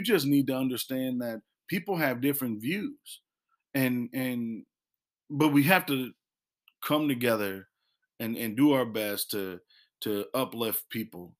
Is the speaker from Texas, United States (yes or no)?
no; Illinois, United States; now in North Carolina, United States; we did that as a family, and we used to do that back in, in Illinois